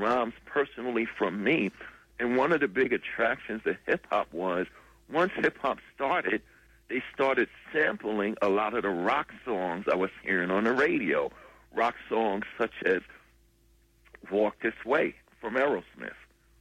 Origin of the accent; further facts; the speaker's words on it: New York City, New York, United States; this black young kid growing up in Hollis, Queens, New York